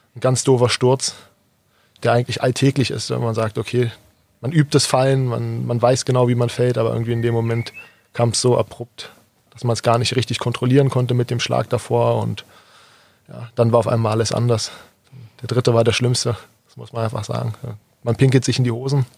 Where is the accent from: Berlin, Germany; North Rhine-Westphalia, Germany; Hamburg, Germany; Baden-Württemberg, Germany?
Berlin, Germany; moved away as an adult; now in Kirchheim unter Teck, Germany; komme gebürtig aus Berlin